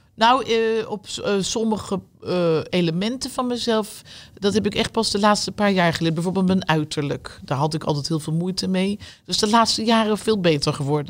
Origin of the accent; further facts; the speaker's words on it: The Hague, South Holland, Netherlands; Ik ben niet een echte Rotterdamse, helemaal niet, we komen uit Den Haag.